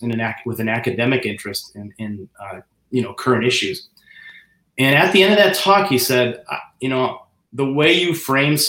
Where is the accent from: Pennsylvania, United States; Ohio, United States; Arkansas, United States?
Ohio, United States; Cleveland; moved away as an adult; I grew up in Cleveland, Ohio